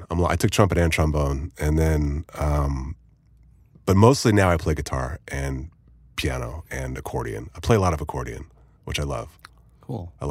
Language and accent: English; Hollywood, California, United States; I grew up around Hollywood